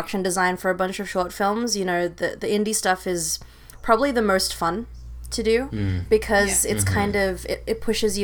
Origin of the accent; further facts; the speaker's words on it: Sydney, New South Wales, Australia; moved away as an adult; also born or lived in Philippines / New York; now in Los Angeles, United States; I am from Sydney, Australia, originally born in the Philippines, but raised in Australia until I was 18